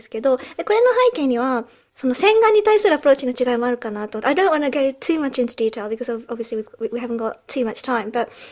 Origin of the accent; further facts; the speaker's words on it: United Kingdom; also born or lived in Japan; 日本生まれイギリス育ちの私たちがロンドンからお送りする